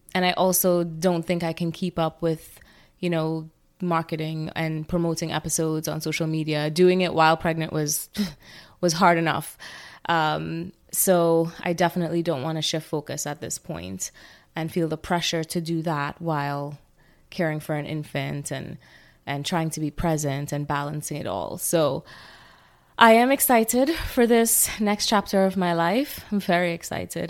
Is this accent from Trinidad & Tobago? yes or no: yes; Trinidad & Tobago; growing up in Trinidad